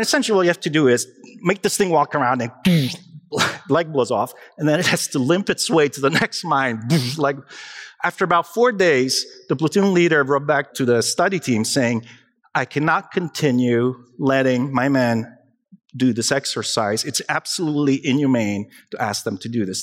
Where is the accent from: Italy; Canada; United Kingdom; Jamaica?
Italy; Naples, Campania; moved away; io sono italiano, vengo da Napoli.